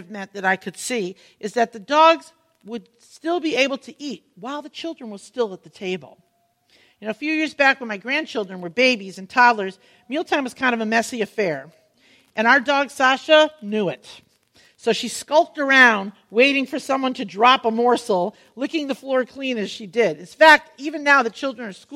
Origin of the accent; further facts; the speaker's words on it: Connecticut, United States; When I was a young teen growing up in Connecticut